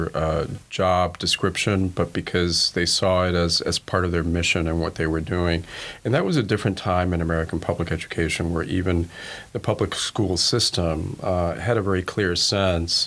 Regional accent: Cuba; English is a second language; also born or lived in Spain; now in United States

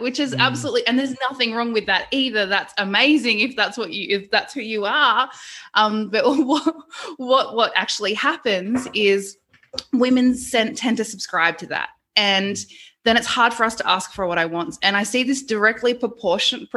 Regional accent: Queensland, Australia; I'm from Queensland.

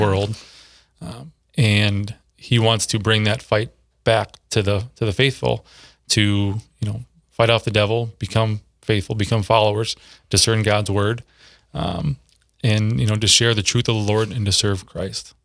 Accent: Minneapolis, Minnesota, United States; moved away as an adult; also born or lived in Saint Cloud, Minnesota / Sioux Falls, South Dakota; now in Brandon, United States; I grew up in the Twin Cities

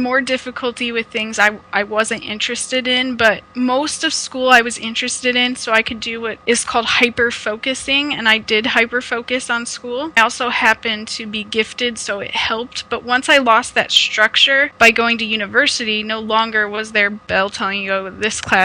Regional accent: Omaha, Nebraska, United States; now in Ontario, Canada; I'm originally from Omaha, Nebraska in the United States, but now I am in Ontario, Canada

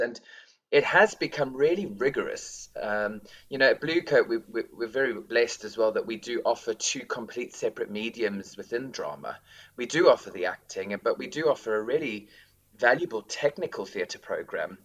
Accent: South Africa; moved away as an adult; now in Reading, United Kingdom; being South African

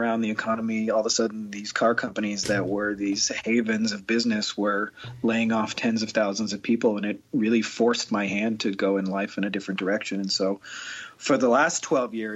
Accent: Windsor, Ontario, Canada; I'm from Winter, Ontario, Canada, and it's about 5 minutes from Detroit, Michigan. So I always say that I grew up close enough to Detroit

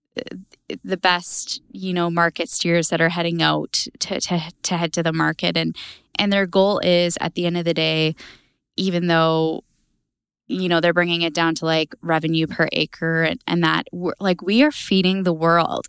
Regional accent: Alberta, Canada; I am from Harry Hill, Alberta

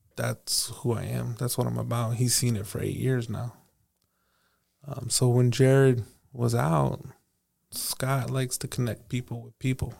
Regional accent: Paso Robles, California, United States; I grew up in Paso Robles

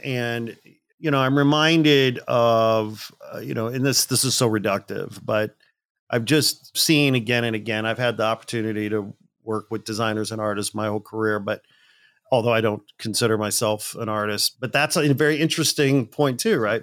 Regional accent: Gary, Indiana, United States; moved away; also born or lived in Manitoba; I'm a working class kid from a blue collar town in the Midwest outside Chicago. I was born in Gary, Indiana

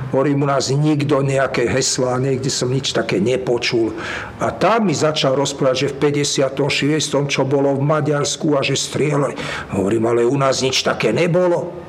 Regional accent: Slovakia; moved away as an adult; now in Israel; som z Československa

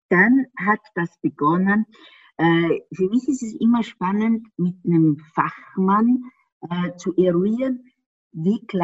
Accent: Austria; ich bin ja Österreicherin und die haben ja manchmal so einen Minderwertigkeitskomplex den Deutschen gegenüber.

